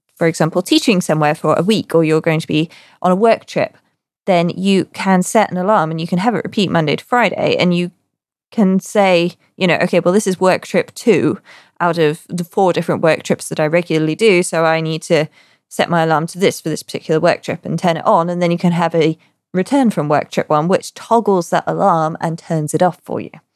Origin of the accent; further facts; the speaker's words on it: United Kingdom; me being British